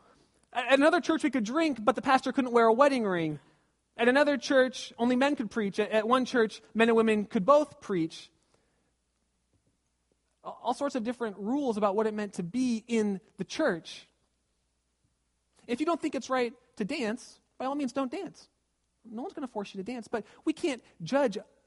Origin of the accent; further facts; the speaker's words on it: Southern California, United States; moved away; I was raised in Southern California, going to the beach all the time